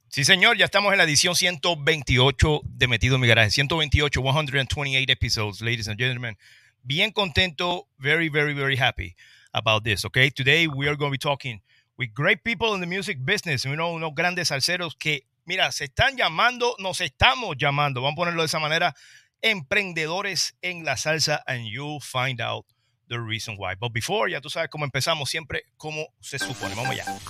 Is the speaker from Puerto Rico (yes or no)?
yes; Trujillo Alto, Puerto Rico; yo soy de Trujillo Alto